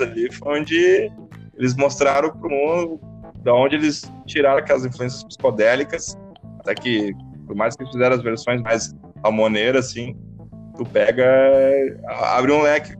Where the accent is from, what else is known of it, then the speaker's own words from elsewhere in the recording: Brazil; aqui na, no nosso Brasil